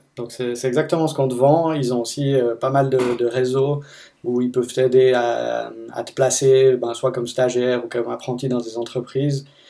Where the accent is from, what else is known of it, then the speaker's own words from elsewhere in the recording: Fribourg, Switzerland; moved away as an adult; now in Seattle, United States; je viens de Fribourg, en Suisse, et j'habite à Seattle depuis une année et demie environ